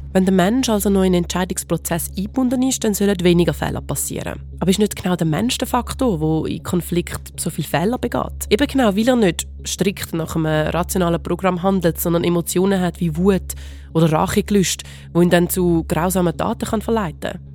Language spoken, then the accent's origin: German; Switzerland; bei uns in der Schweiz